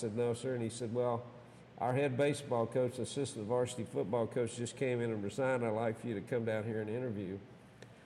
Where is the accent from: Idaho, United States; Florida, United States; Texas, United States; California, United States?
Texas, United States; Abilene; I was born in Abilene, Texas